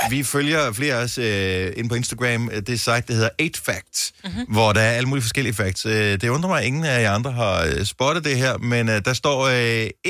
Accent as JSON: {"language": "Danish", "town": "Stepping", "region": "Southern Denmark", "country": "Denmark", "said": "Jeg er fra Stepping."}